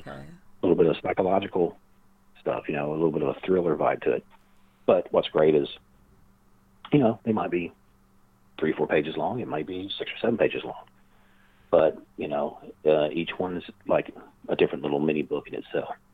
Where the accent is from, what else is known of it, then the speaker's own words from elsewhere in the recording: the South, United States; I know the South. You know, I identify as a Southerner.